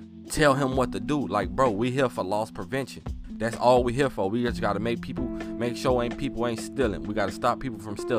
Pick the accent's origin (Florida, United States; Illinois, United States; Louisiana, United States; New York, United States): Illinois, United States; Chicago; I'm from Chicago